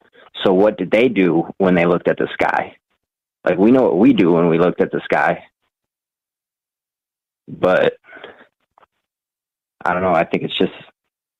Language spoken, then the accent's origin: English; Iowa, United States; I'm from Iowa